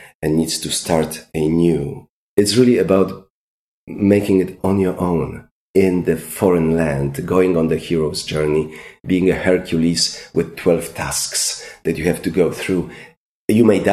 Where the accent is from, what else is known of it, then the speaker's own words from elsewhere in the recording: Lesser Poland, Poland; English is a second language; moved away as an adult; also born or lived in Los Angeles, United States; I'm an ambitious Highlander from Polish mountains